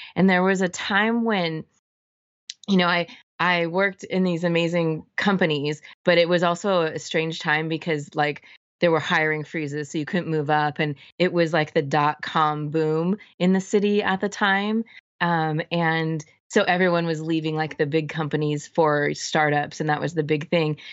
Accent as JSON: {"language": "English", "area": "Orange County", "region": "Southern California", "country": "United States", "tie": "born or raised there", "also_born_or_lived": "San Francisco", "moved": "as an adult", "said": "I grew up in Southern California"}